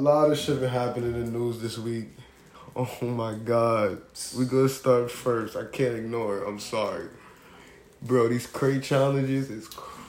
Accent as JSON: {"language": "English", "town": "New York City", "region": "New York", "country": "United States", "tie": "born or raised there", "said": "From the Bronx, you know, born and raised."}